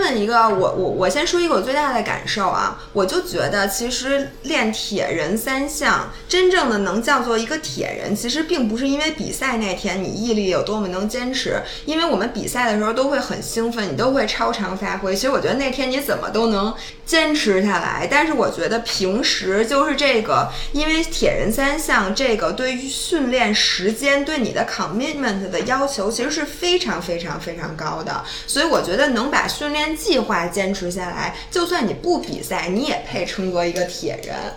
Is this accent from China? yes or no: yes; China; 我作为一个中国人的中国味的这种平时的这个习惯